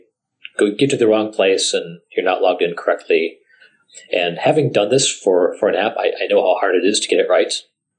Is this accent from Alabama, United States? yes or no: no; Minneapolis, Minnesota, United States; I'm from Minneapolis.